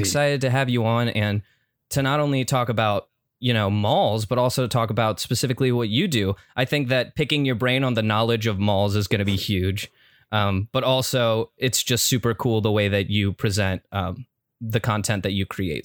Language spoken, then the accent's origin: English; Cincinnati, Ohio, United States; we're three boys from Cincinnati